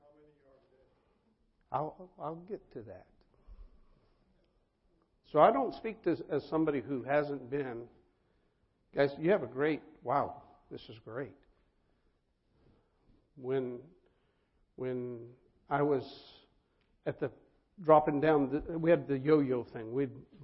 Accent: Colorado, United States; I'm from Colorado

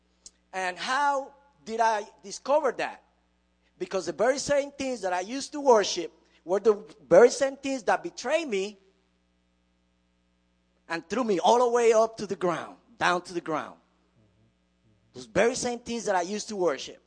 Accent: Puerto Rico; now in United States; I came from Puerto Rico. We live in a culture not much different from here in America

